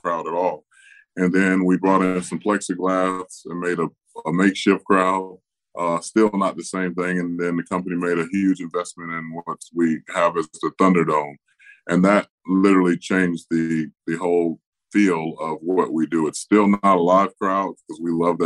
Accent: Tampa, Florida, United States; my hometown of Tampa Bay

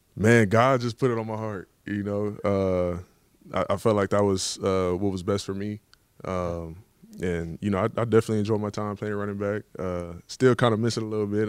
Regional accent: Dallas, Texas, United States; moved away as an adult; now in Baltimore, United States; I'm from Dallas, uh, grew up watching the Cowboys

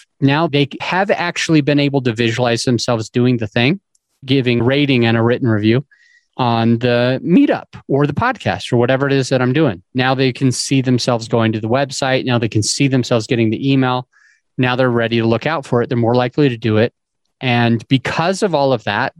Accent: Utah, United States; I grew up in Utah

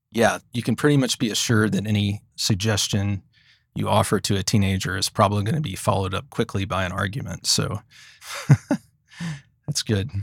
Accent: Commerce, Texas, United States; I grew up in a small town in Texas called Commerce, and Commerce is about seventy miles northeast of Dallas.

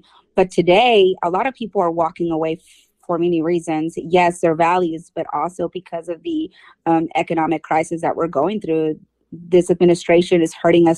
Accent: Mexico; now in United States; I was born in Mexico

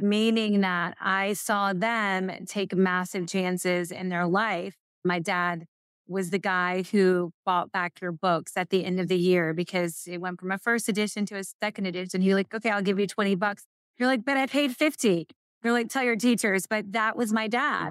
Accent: Murray, Kentucky, United States; moved away; I'm from Murray, Kentucky. It's in a little western tip part

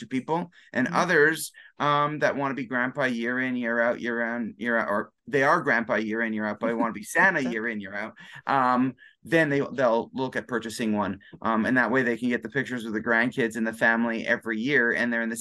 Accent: Canada; we're both Canadian

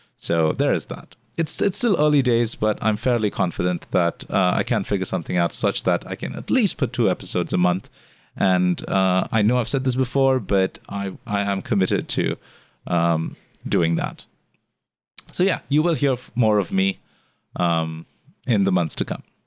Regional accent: India; moved away as an adult; now in Singapore; being an Indian foreigner living here in Singapore for the last eight years

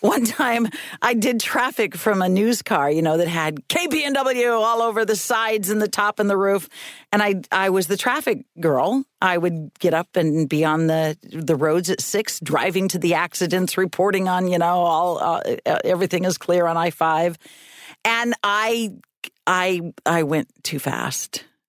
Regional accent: Reedsport, Oregon, United States; moved away as an adult; also born or lived in North Bend / Eugene / Seattle / Boston; I went from Reedsport, my hometown

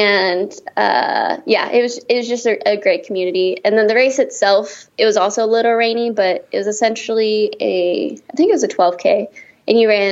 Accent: Downey, California, United States; growing up in Downey, like our soccer fields, like tacos and quesadillas and beans and rice were like the go-to thing in between soccer games

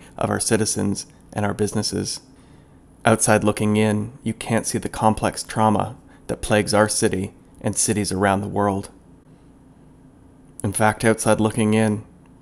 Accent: Toronto, Ontario, Canada; my hometown of Toronto, Canada

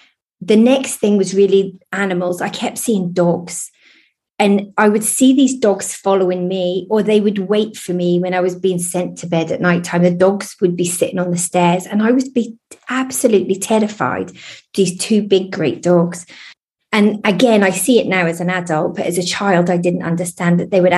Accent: Lowestoft, East of England, United Kingdom; also born or lived in Oldham; I was born in Oldham and then brought up in Lowestoft near Great Yarmouth.

